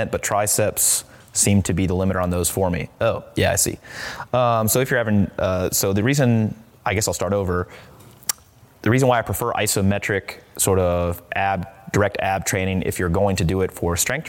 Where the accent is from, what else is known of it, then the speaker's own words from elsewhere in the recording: Midwest, United States; moved away; I'm from the Midwest.